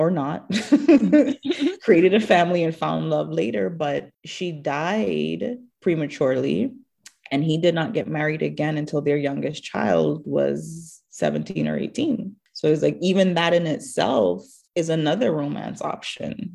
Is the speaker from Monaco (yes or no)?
no; Jamaica; moved away as an adult; now in United States; growing up in Jamaica